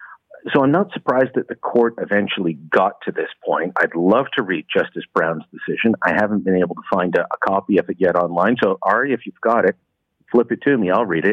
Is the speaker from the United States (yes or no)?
no; Canada; I was born in Canada. My parents are from the UK.